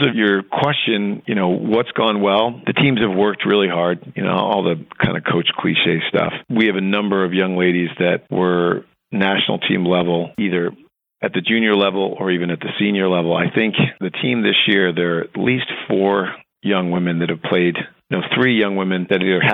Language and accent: English; Ohio, United States; moved away; I grew up in Ohio, a huge Ohio State football fan